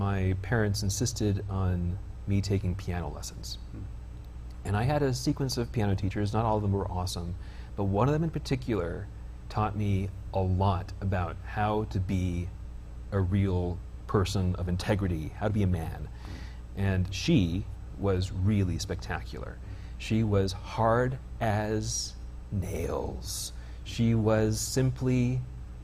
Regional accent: Bountiful, Utah, United States; also born or lived in Stockton, California / Spain (summers); I'm from here. That is to say, Bountiful

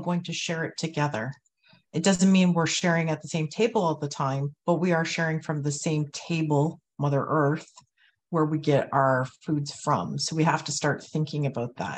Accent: Toronto, Ontario, Canada; I was born and raised here in Tacaronto, in the Treaty 13 territory

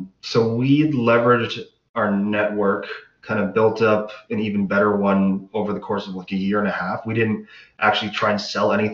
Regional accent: Pickering, Ontario, Canada; We grew up together in Pickering.

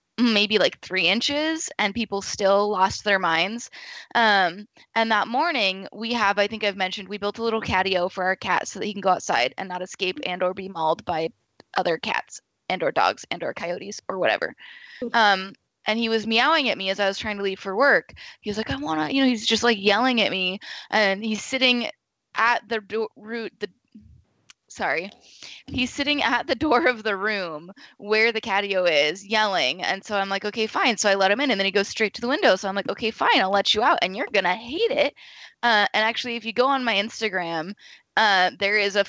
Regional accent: Pacific Northwest, United States; we're from the Pacific Northwest

